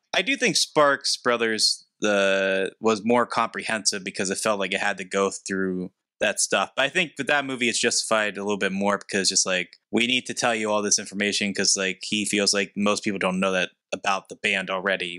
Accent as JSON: {"language": "English", "area": "hometown where Andy Warhol is buried", "region": "Pennsylvania", "country": "United States", "tie": "born or raised there", "said": "he's buried in my hometown."}